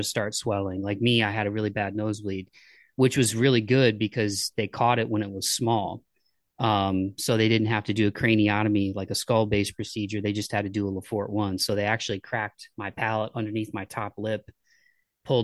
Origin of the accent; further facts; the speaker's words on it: Toledo, Ohio, United States; I grew up in Ohio